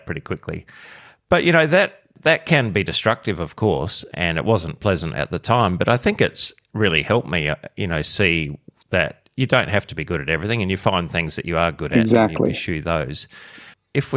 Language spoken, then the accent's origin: English; Australia; as part of my role as Australian of the Year last year